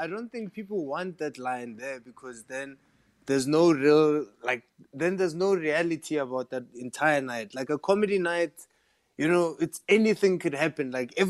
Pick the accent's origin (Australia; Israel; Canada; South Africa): South Africa; Limpopo; I can go, I'm from Limpopo, and I go, because I'm from Limpopo, you know, we do this.